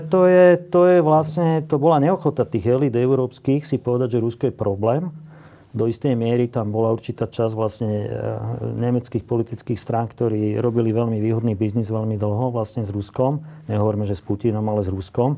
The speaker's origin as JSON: {"language": "Slovak", "country": "Slovakia", "said": "ja som není moc rád niekedy, že som Slovák"}